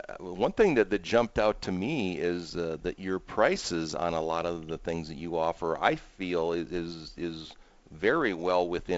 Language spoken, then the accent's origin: English; Minnesota, United States; I grew up in Minnesota